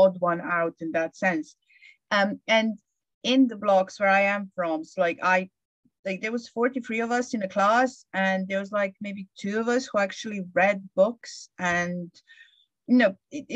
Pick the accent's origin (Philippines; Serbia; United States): Serbia; moved away as an adult; also born or lived in Bristol, England; now in England